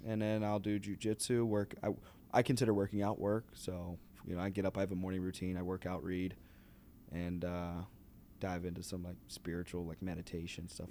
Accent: Pittsburgh, Pennsylvania, United States; moved away as an adult; now in Chicago, United States; I'm from Pittsburgh

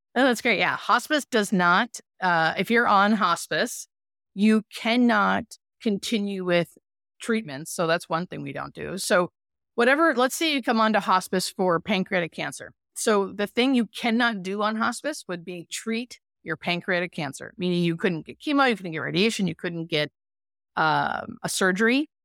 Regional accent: Erie, Pennsylvania, United States; moved away as an adult; also born or lived in Baltimore, Maryland; now in California, United States; I'm from Erie, Pennsylvania, and I grew up there until about I was twenty-five

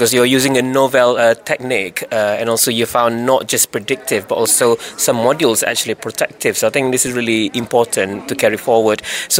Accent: Leeds, Yorkshire and the Humber, United Kingdom; I am from Leeds.

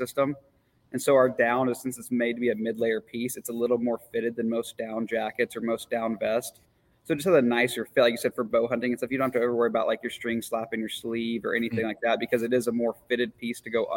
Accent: Montana, United States; I'm from Montana

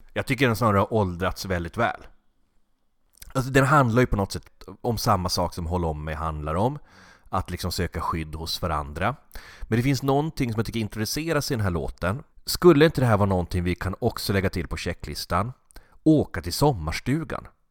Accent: Norrbotten County, Sweden; jag är från Norrbotten

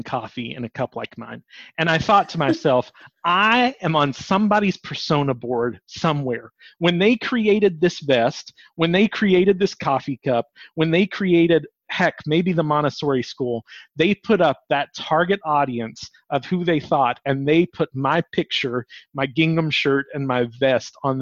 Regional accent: the South, United States; We're from the South

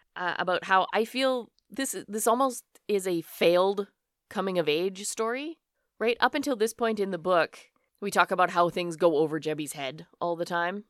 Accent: Alberta, Canada; Born and raised in Canada. I have always lived here in Alberta

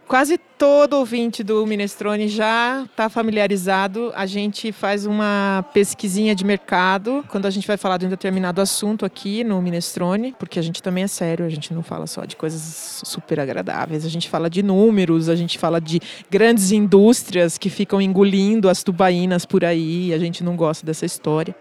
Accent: Itu, São Paulo, Brazil; me traz tantas lembranças de infância, de juventude lá em Itu

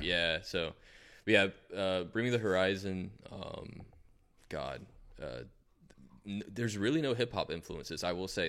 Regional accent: Fort Lauderdale, Florida, United States; also born or lived in Asheville, North Carolina; now in North Carolina, United States; I was born in Fort Lauderdale, I was mostly in Fort Lauderdale my whole life, pretty much

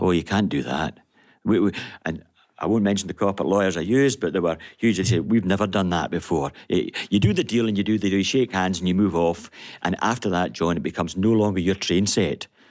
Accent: Glasgow, Scotland, United Kingdom; I'm born and bred in Glasgow.

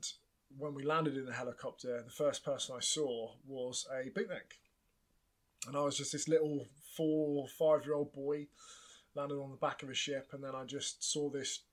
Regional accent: Plymouth, South West England, United Kingdom; I grew up in Plymouth, a big naval town.

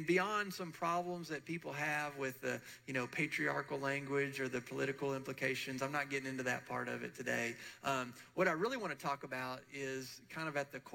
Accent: Murfreesboro, Tennessee, United States; I grew up here in Murfreesboro with both sets of grandparents

